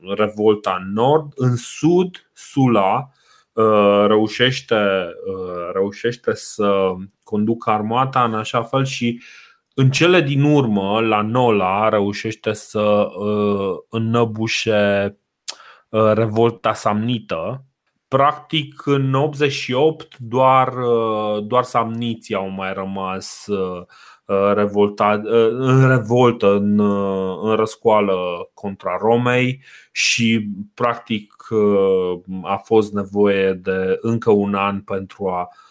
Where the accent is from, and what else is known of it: Romania